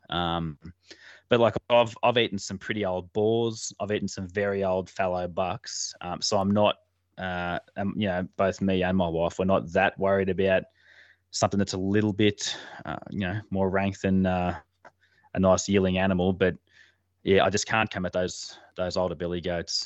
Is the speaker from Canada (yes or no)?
no; Armidale, northern New South Wales, Australia; I was actually born in Armidale, but I've only lived here, um, for the last few years, maybe four or five years. Um, so, but yeah, sort of originally based around that northern New South Wales area